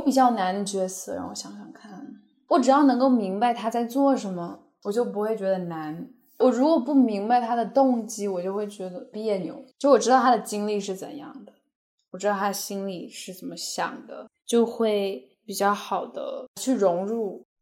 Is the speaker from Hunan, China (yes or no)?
yes; Hunan, China; moved away as an adult; now in Los Angeles, United States; 我就开始说我的方言，因为我是湖南人